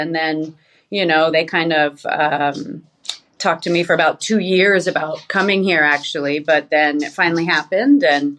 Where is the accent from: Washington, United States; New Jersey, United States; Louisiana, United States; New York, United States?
New York, United States; New York City; moved away as an adult; also born or lived in California; now in Las Vegas, United States; New York. I lived there for the most of my life. But I kind of grew up in foster care. And before that was California. I was born in California, actually, but I moved away from there as a kid. So New York in the house.